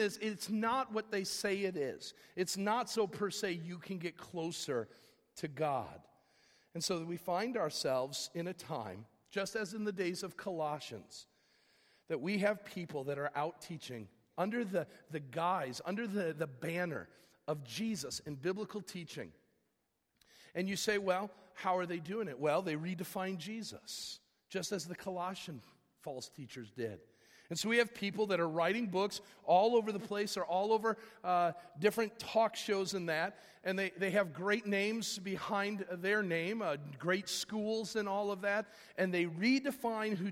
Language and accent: English; Fox Valley, Illinois, United States; I grew up here in the Fox Valley area